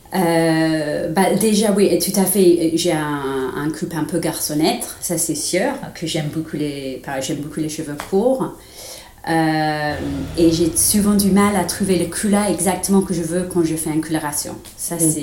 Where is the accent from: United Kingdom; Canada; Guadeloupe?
United Kingdom; England; French is a second language; moved away as an adult; now in France; je suis anglaise